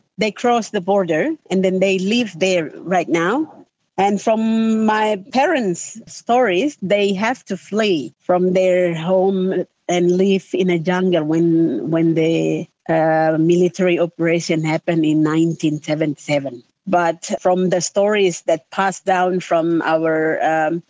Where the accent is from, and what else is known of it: West Papua, Indonesia